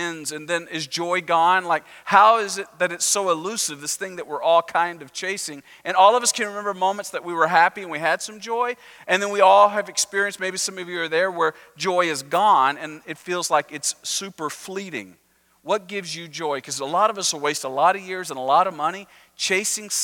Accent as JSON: {"language": "English", "region": "Texas", "country": "United States", "said": "I'm Texan"}